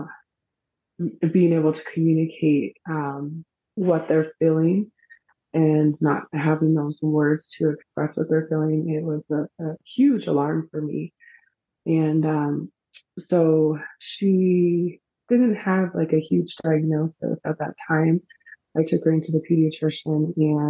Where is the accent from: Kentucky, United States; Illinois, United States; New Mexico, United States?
New Mexico, United States; Albuquerque; I am from Albuquerque, New Mexico